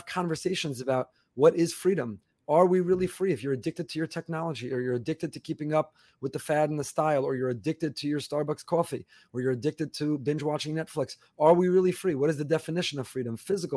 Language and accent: English; New York area, United States; now in Florida, United States; I grew up in the New York area